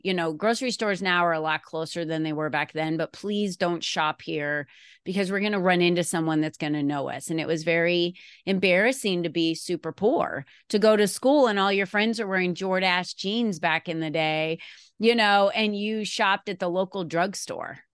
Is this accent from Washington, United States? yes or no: no; Arizona, United States; also born or lived in New Jersey; I grew up in New Jersey when I was a child, and then my family moved me to Arizona in nineteen seventy-six, and then I finished going to school, and Arizona became my home